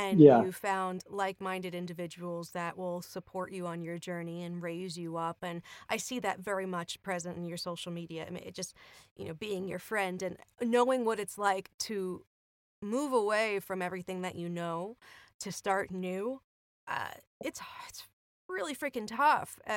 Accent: Long Island, New York, United States; we're from the Northeast, so we're from Long Island.

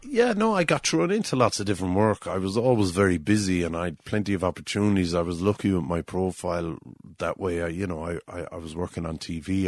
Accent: Drombanna, Limerick, Munster, Ireland; I grew up in Drumbana, which is, um, on the Old Cork Road on the way to Kilmallock

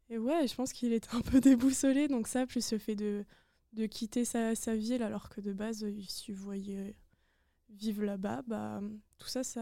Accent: Strasbourg, Grand Est, France; moved away as an adult; now in Lyon, France; je viens de Strasbourg, donc j'ai fait Strasbourg-Lyon. Je suis arrivée seule.

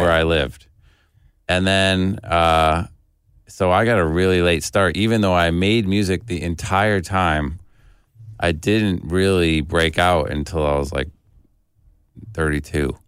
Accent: Detroit, Michigan, United States; also born or lived in Cleveland; I was born in Cleveland and we moved to Detroit when I was a kid

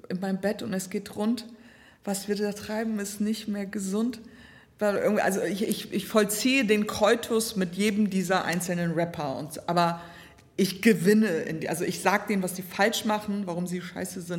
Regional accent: Bremen, Germany; Ich hatte immer Songs von meiner Menstruation bis ne, Sexualität bis ne, Gröpeling, wo ich aufgewachsen bin.

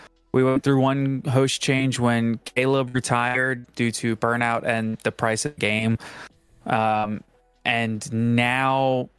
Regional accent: New Orleans, Louisiana, United States; Listen, I grew up in New Orleans.

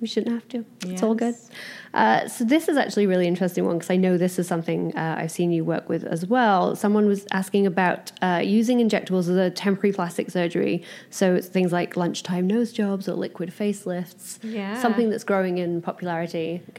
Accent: England, United Kingdom; moved away as an adult; now in Los Angeles, United States; I'm from England.

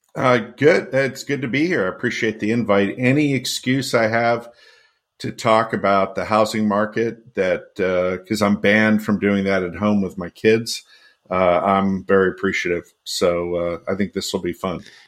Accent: Connecticut, United States; my hometown in Connecticut

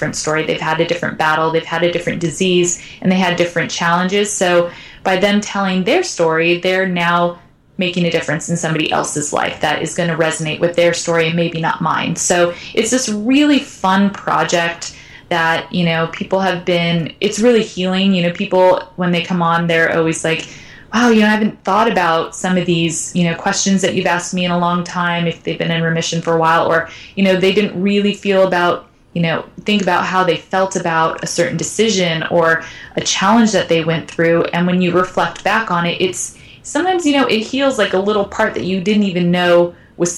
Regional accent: United States

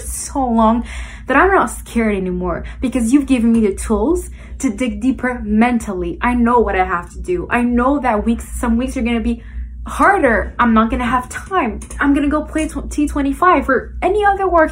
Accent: Montreal, Quebec, Canada; I am from Montreal, Canada

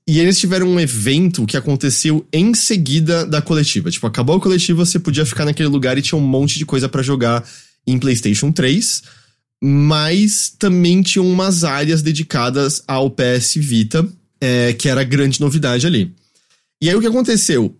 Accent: Brazil; a gente é brasileiro

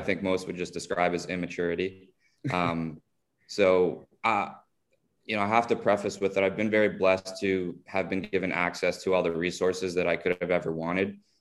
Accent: South Florida, United States; as many of us growing up in South Florida did, took Spanish for many years in school

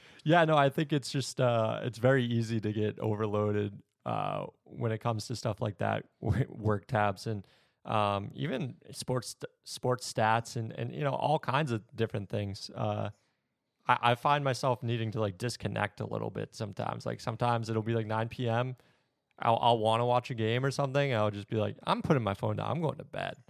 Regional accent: New Hampshire, United States; moved away; I was from New Hampshire

